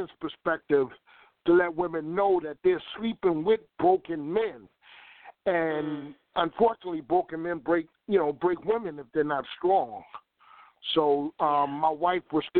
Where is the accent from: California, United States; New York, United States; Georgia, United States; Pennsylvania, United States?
New York, United States; now in Virginia, United States; I was born in New York. I was born in New York